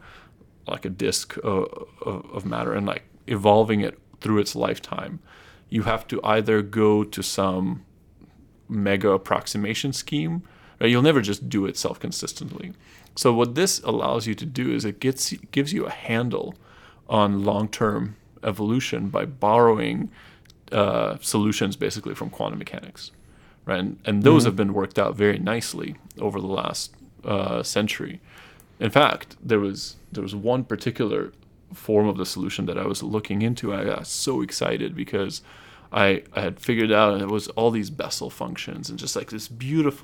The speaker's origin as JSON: {"language": "English", "country": "Japan", "tie": "born or raised there", "also_born_or_lived": "Russia", "moved": "yes", "said": "I'm originally Russian. And I grew up in Japan"}